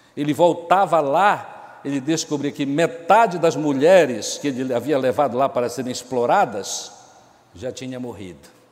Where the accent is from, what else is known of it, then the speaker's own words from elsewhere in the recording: Pará, Brazil; now in Amazonas, Brazil; eu sou paraense